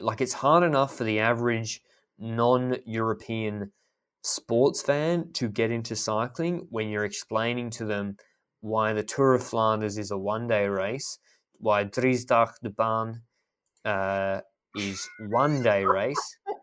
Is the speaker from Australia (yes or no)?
yes; Australia; I'm happy to call it even as Australian, a, as an Australian